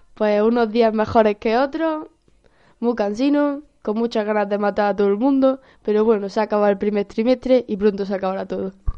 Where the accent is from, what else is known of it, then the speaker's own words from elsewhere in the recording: Granada, Andalusia, Spain; soy de Granada